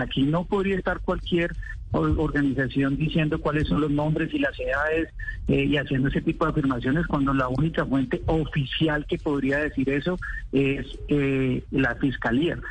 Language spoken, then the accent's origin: Spanish; Colombia